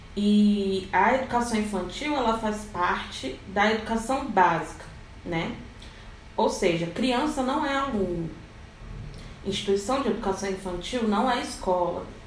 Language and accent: Portuguese; Rio de Janeiro, Brazil; now in Brasília, Brazil; sou de Brasília, Distrito Federal. Na verdade, eu sou carioca, mas estou em Brasília